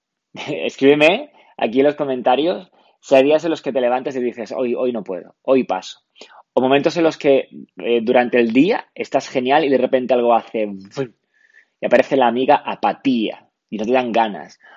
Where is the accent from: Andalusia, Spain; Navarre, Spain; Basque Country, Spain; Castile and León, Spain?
Andalusia, Spain; Málaga; soy de Málaga